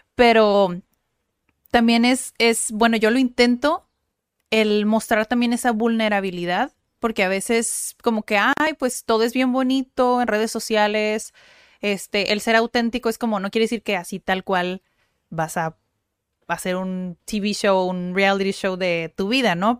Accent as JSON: {"language": "Spanish", "country": "Mexico", "said": "los mexicanos"}